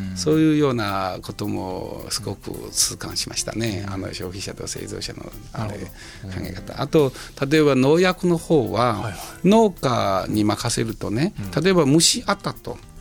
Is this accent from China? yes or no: yes; China; Japanese is a second language; moved away as an adult; now in Japan; 自分はもう中国人ですから